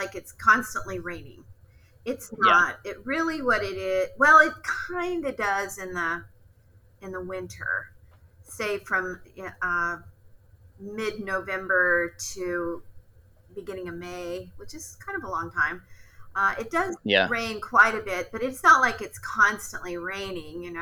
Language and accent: English; California, United States; moved away as an adult; now in Seattle, United States; I was born in California, and Ken and I lived much of our life there